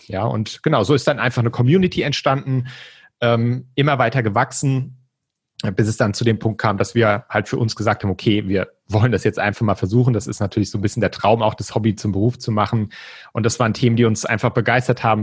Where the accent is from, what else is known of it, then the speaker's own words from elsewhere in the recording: Mainz, Rhineland-Palatinate, Germany; moved away as an adult; now in Frankfurt, Germany; Ich komme ursprünglich aus Mainz, ähm, wohne jetzt aber schon seit neun Jahren mit Katrin hier in Frankfurt